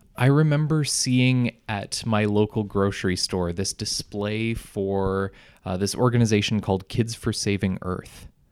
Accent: Selkirk, Manitoba, Canada; I grew up in Selkirk

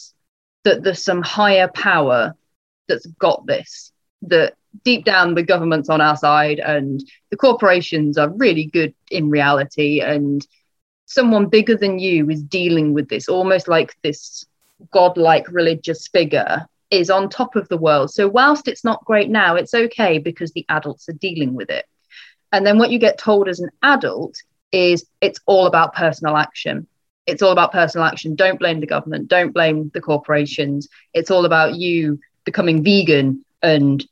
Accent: Leicestershire, East Midlands, United Kingdom; I grew up in Leicestershire.

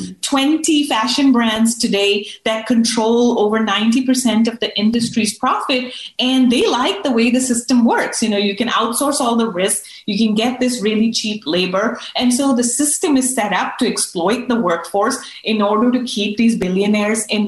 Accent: United States; as an American

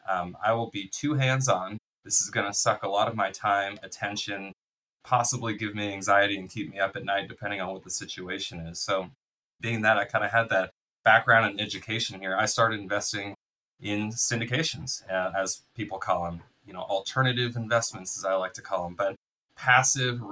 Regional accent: Bay Area, California, United States; I went to school here. I'm from the Bay Area in California here

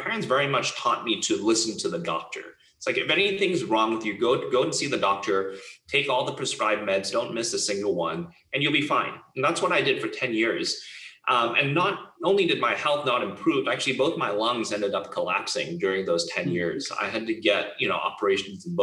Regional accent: Hong Kong; I grew up in Hong Kong

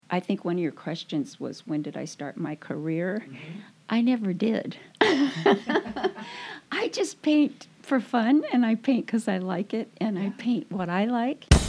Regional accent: Matagorda County, South Texas, United States; That's where all the hurricanes go, right into Matagorda County there. That's where I lived

